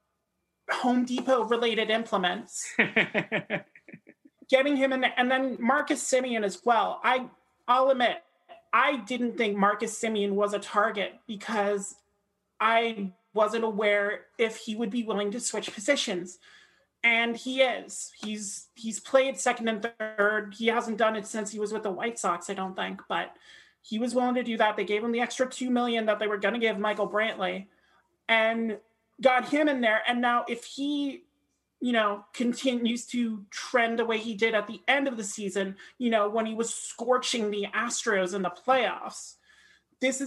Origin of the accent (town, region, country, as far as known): Canada